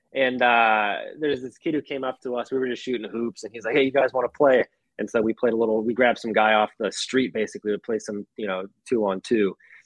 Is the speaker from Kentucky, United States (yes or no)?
no; Minnesota, United States; now in Chicago, United States; I'm from Minnesota.